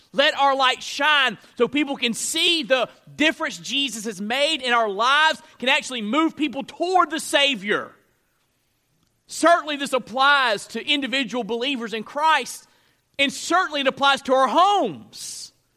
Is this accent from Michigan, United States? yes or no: no; North Florida, United States; I grew up in North Florida.